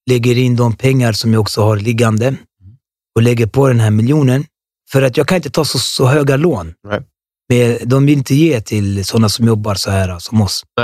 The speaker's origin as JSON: {"language": "Swedish", "town": "Norsborg", "region": "Stockholm County", "country": "Sweden"}